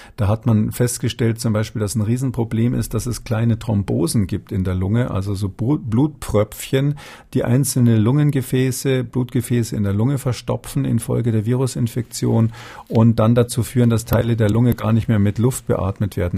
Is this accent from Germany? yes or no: yes; Germany; wir durchaus als Deutsche